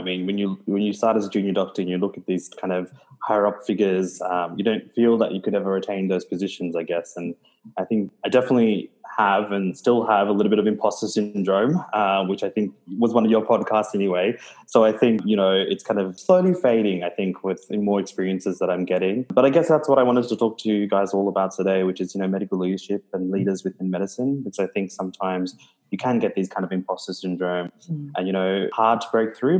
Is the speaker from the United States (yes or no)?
no; Melbourne, Victoria, Australia; moved away as an adult; also born or lived in Gold Coast, Australia; now in Townsville, Australia; I grew up in Melbourne.